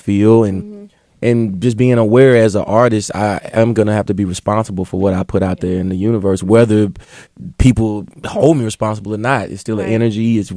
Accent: Meridian, Mississippi, United States; accent: southern drawl; moved away; I was raised in the Bible Belt, Meridian, Mississippi

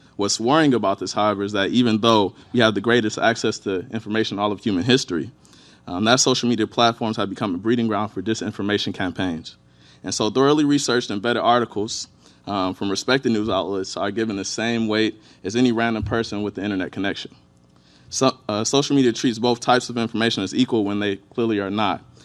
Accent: Inkster, Michigan, United States; born and raised in Inkster, Michigan. It's right on the outskirts of Detroit.

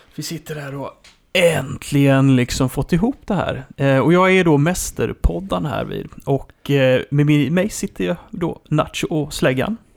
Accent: Sweden; man kommer ju dit ur ett perspektiv som svensk

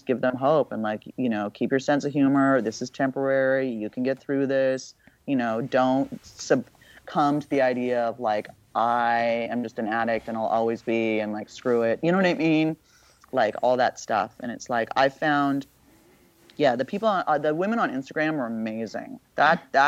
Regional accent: Beverly Hills, California, United States; I grew up in Beverly Hills

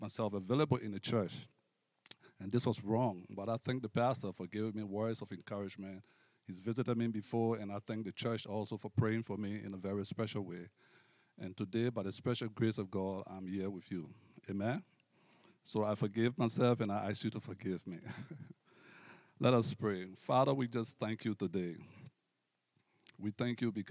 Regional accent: Liberia; moved away as an adult; also born or lived in United States; now in Canada; I hail from Liberia, West Africa

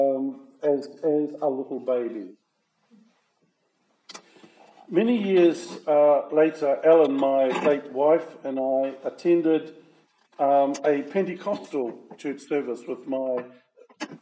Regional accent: Levin, Manawatū-Whanganui, New Zealand; I was born in Levin, in a maternity hospital there. And my mother and I returned to our family farm at just north of Levin

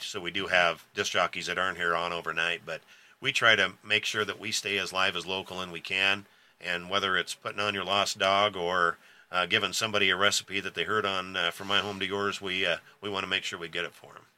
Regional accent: O'Neill, Nebraska, United States; I was born and raised here in O'Neill, Nebraska, so I've lived here all my life.

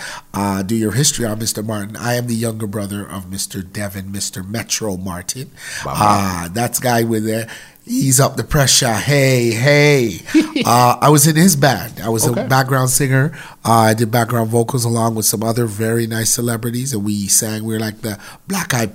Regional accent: Jamaica; now in Canada; I'm from Jamaica

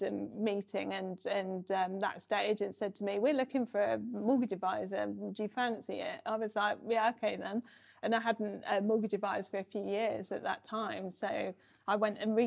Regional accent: United Kingdom; moved away as an adult; now in North of England, United Kingdom; I'd grown up on the South Coast

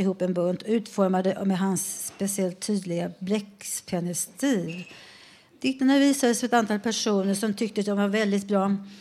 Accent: Filipstad, Värmland, Sweden; Jag växte upp i Filipstad

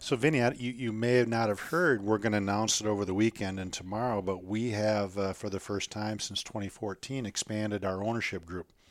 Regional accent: Minnesota, United States; moved away; I grew up in Minnesota.

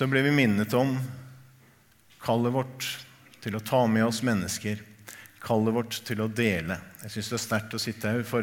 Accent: Tanzania; Norwegian is a second language; also born or lived in Kenya; now in Norway; Og så kommer jeg fra Tanzania og Kenya, hvor kirken er helt annerledes. Mye mer høykirkelig.

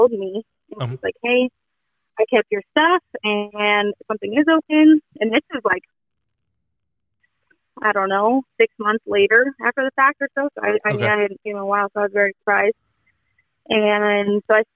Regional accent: Fernley, Nevada, United States; moved away as an adult; also born or lived in Sacramento / Southern California; I'm originally from a little town called Burnley outside of Reno, Nevada

